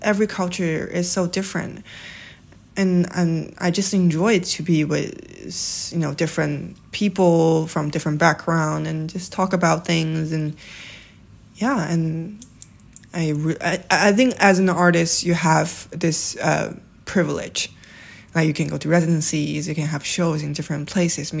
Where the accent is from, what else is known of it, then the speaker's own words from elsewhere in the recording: Shanghai, China; moved away as an adult; now in New York City, United States; I was born and raised in Shanghai.